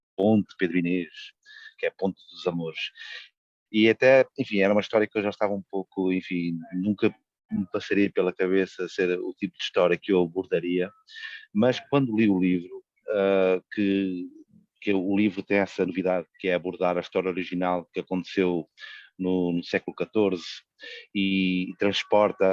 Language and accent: Portuguese; Coimbra, Centro, Portugal; eu sou originário de Coimbra, onde a história aconteceu, e como qualquer cidadão de Coimbra